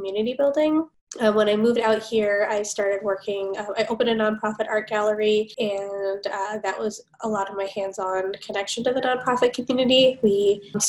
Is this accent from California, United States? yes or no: yes; Los Angeles, California, United States; now in Minnesota, United States; I grew up in Los Angeles